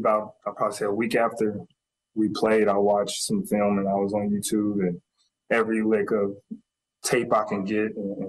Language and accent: English; the South, United States; accent: Southern; 10 minutes to 20 minutes into our conversation, the accent's gone and I'm back down south again and my accent's back.